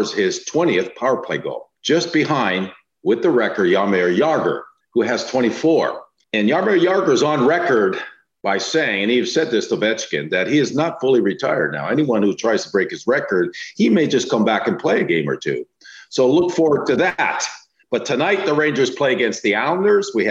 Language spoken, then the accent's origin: English; Canada; I'm Canadian